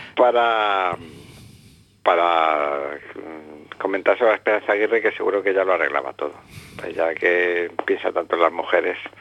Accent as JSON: {"language": "Spanish", "country": "Spain", "said": "me he educado en la tradición católica como todo español que ha ido de, mi generación"}